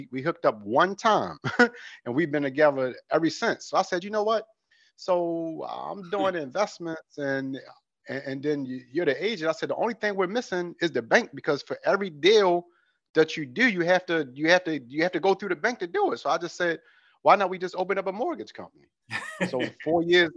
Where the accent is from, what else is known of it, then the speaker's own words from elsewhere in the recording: Baltimore, Maryland, United States; moved away as an adult; now in California, United States; I'm actually from Baltimore, Maryland